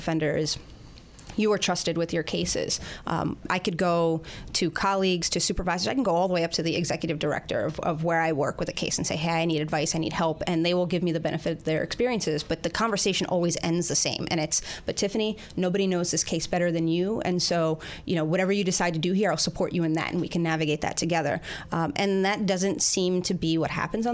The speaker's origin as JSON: {"language": "English", "town": "New York City", "region": "New York", "country": "United States", "tie": "born or raised there", "said": "I grew up in Queens. I grew up in South Richmond Hill, Queens"}